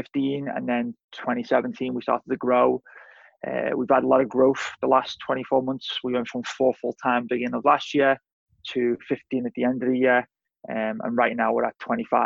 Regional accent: Liverpool, North West England, United Kingdom; moved away as an adult; I'm originally from Liverpool, England, moved here 2009

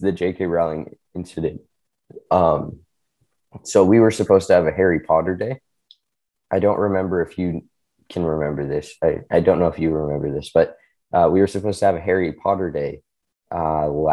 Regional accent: China; moved away; So I grew up in China. I speak Chinese pretty much fluently

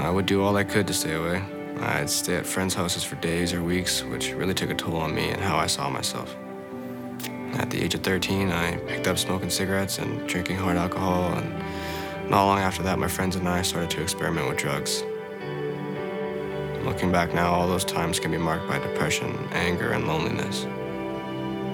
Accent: Winnipeg, Manitoba, Canada; born or raised there; also born or lived in San Antonio, Texas, United States; now in Chilliwack, Canada

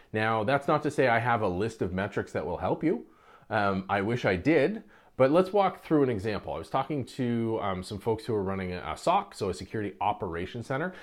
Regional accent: Canada; I'm Canadian

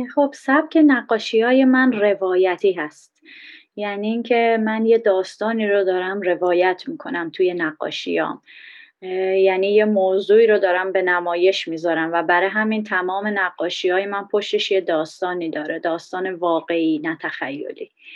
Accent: Iran; moved away; من یه بهایی هستم خارج از ایران

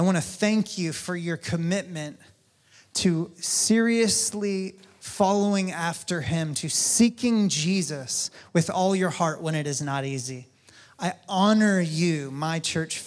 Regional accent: North Carolina, United States; now in Kansas City, United States; my home state, North Carolina

